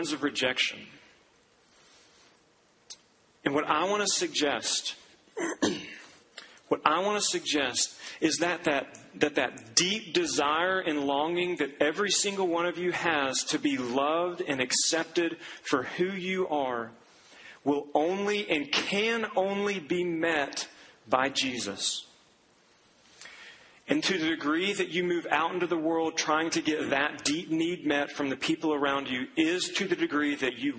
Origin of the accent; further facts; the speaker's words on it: Duncan, Oklahoma, United States; moved away; I went back to my hometown, to the golf course where I grew up playing